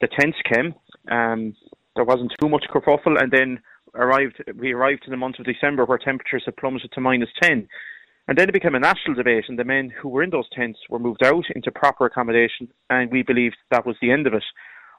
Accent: Meelic, Munster, Ireland; Well, look, I'm from Meelic, where Knocklasheen, I think everyone in the country has heard of that in recent weeks.

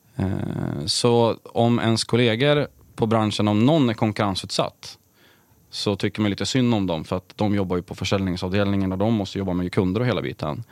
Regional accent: Sundsvall, Västernorrland County, Sweden; Jag började jobba på ett elbolag som fanns i Sundsvall där jag är uppvuxen

